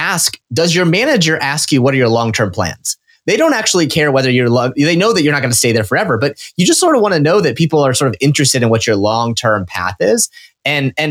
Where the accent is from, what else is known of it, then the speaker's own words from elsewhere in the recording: Nebraska, United States; I grew up in Nebraska